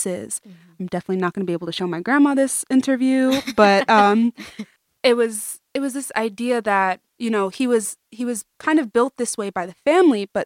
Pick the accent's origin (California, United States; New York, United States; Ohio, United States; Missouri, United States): New York, United States; New York City; we're from Brooklyn